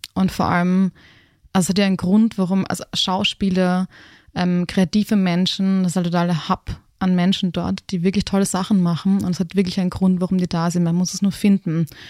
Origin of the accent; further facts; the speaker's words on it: Graz, Styria, Austria; moved away as an adult; also born or lived in Berlin / Los Angeles; ich bin am Stadtrand von Graz aufgewachsen